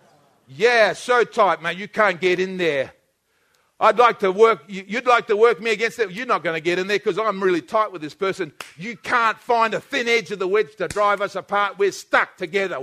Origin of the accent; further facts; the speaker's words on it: New Zealand; I'm a Kiwi